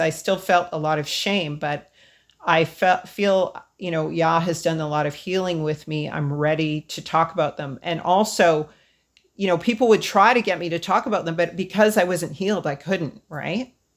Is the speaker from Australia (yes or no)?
no; Edmonton, Alberta, Canada; also born or lived in Hanna, Alberta; She didn't teach us much of our heritage growing up in Edmonton.